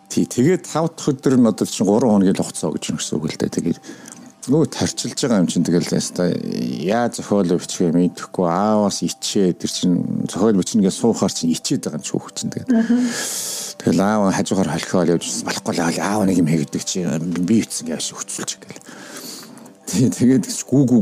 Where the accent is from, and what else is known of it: Ulaanbaatar, Mongolia; born or raised there; moved away as an adult; now in Washington, D.C., United States